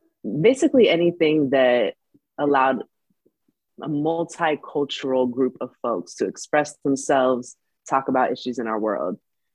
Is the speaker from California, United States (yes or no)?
yes; California, United States; like inspired by so many people in my community growing up in the Bay Area, California.